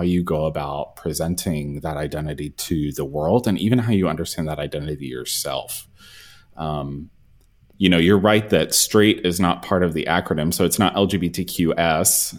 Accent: the South, United States; also born or lived in Texas; as a gay man growing up in the South.

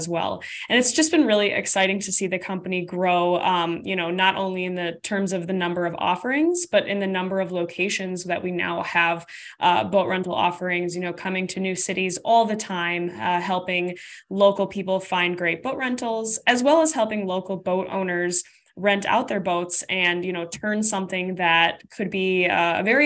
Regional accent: Minnesota, United States; I'm from Minnesota, so we have tons of lakes here

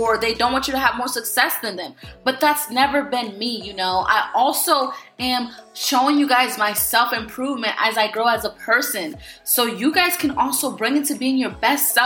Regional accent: Florida, United States; moved away; I took a trip to my hometown, Florida, to see my girls

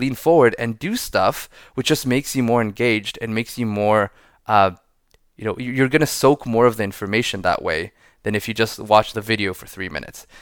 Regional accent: Israel; moved away as an adult; now in San Francisco, United States; I'm, uh, born and raised in Israel, living in San Francisco for eight years now.

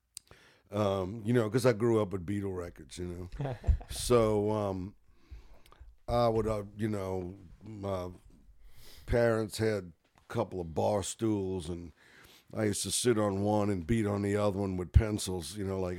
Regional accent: New Orleans, Louisiana, United States; I grew up in Gentilly

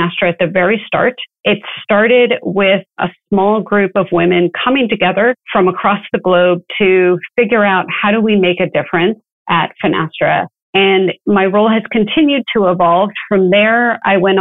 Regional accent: Philadelphia, Pennsylvania, United States; moved away as an adult; also born or lived in Colorado; now in Orlando, United States; I grew up in the Philadelphia area.

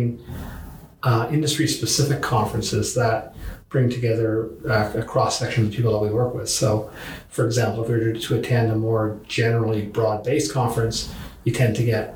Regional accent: Canada; as a Canadian

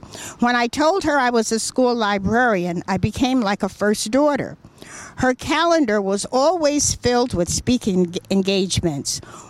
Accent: Elizabeth, New Jersey, United States; When I was growing up in Elizabeth in the 40s and 50s

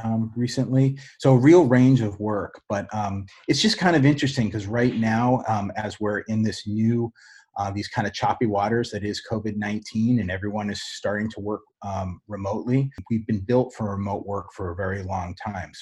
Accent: Boston, Massachusetts, United States; moved away as an adult; I moved back to my hometown of Boston

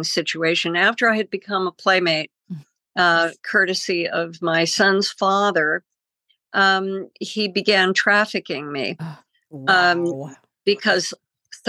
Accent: Connecticut, United States; moved away as an adult; also born or lived in Hollywood, California / West Hollywood, California / France; I had grown up in Connecticut, very conservative, pre-Revolutionary War town

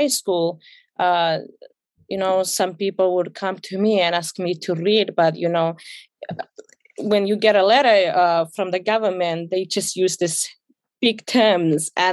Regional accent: Ethiopia; English is a second language; also born or lived in South Africa; now in United States; I grew up in Ethiopia.

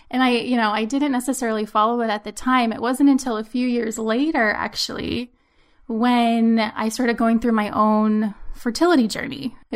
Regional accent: Maryland, United States; also born or lived in Pennsylvania; now in New England, United States; We're originally from Maryland and we moved from Pennsylvania.

